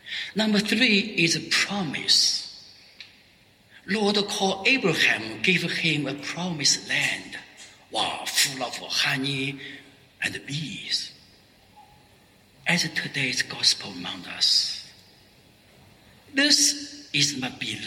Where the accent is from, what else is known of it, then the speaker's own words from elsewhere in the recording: Xintai, Shandong, China; moved away as an adult; also born or lived in Paris, France; now in Shenzhen, China; I met my folk, my village people from Xintai